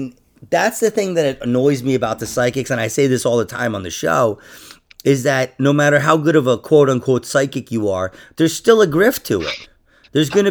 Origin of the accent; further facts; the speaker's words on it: New York, United States; I'm from New York